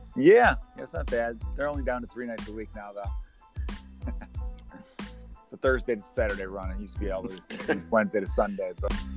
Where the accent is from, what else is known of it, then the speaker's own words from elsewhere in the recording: Chicago, Illinois, United States; I grew up in Chicago